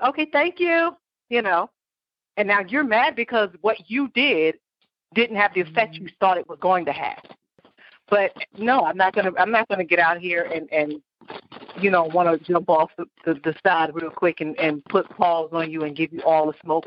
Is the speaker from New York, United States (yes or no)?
yes; New York, United States; now in Florida, United States; growing up in New York